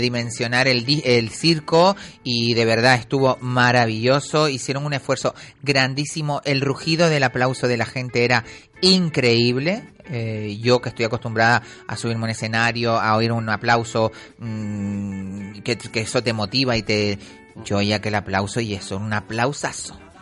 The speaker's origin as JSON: {"language": "Spanish", "region": "Canary Islands", "country": "Spain", "said": "como los canarios"}